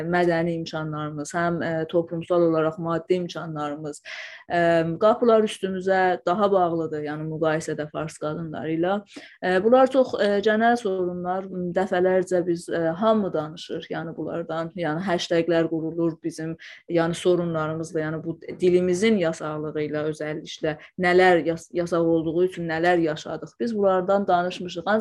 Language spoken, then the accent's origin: Azerbaijani; Iranian Azerbaijan, Iran; first language Azerbaijani Turkish